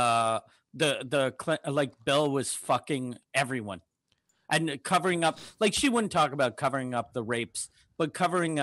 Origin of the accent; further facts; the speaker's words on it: Quebec City, Quebec, Canada; moved away; When I was young, I grew up in Quebec City